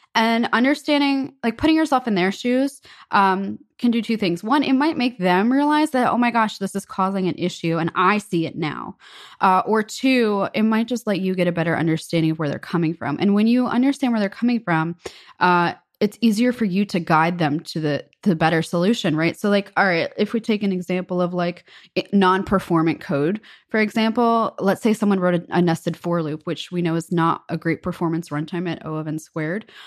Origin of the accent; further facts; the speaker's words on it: United States; as an American